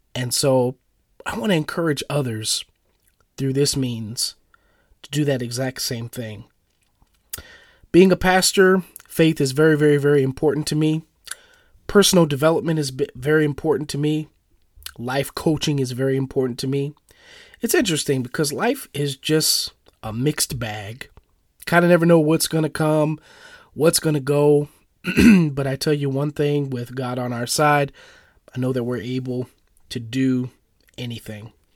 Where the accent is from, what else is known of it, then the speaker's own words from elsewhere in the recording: St. Paul, Minnesota, United States; I was born and raised in St. Paul, Minnesota, which is the capital of Minnesota